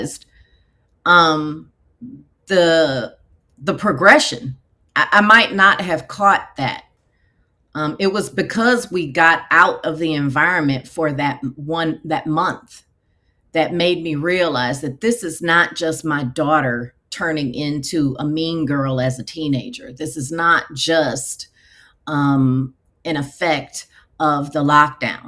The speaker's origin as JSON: {"language": "English", "town": "Houston", "region": "Texas", "country": "United States", "tie": "born or raised there", "also_born_or_lived": "Nevada", "moved": "as an adult", "said": "we moved back to my hometown of Houston, Texas"}